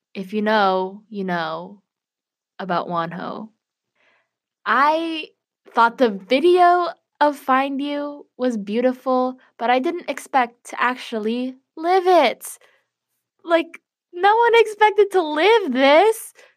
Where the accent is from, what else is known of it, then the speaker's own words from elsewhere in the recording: Chicago, Illinois, United States; I'm from Chicago